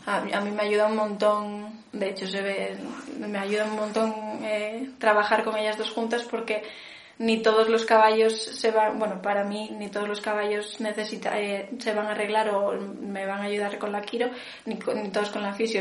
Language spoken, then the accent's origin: Spanish; Vigo, Galicia, Spain; now in Santiago de Compostela, Spain; nací en Vigo, pero ahora vivo en Santiago